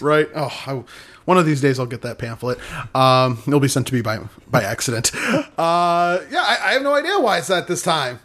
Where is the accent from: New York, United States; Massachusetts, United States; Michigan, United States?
Michigan, United States; moved away; somewhere in my hometown